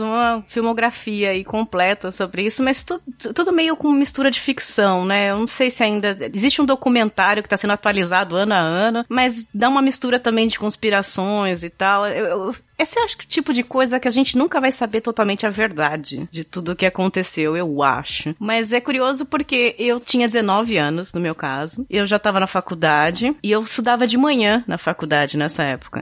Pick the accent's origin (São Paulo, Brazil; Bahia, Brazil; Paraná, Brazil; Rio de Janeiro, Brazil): São Paulo, Brazil; eu sou de São Paulo